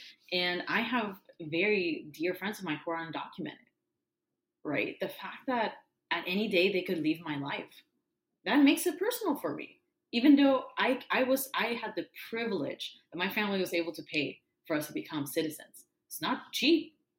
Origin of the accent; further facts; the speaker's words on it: San Diego, California, United States; we're from San Diego, which has some of the largest Latinx population in the whole state.